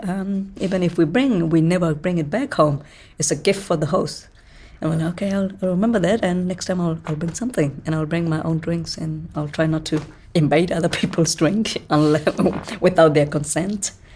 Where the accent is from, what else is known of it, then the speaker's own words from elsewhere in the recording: Rohingya, Rakhine State, Myanmar; now in New Zealand; I am from Rohingya ethnic background.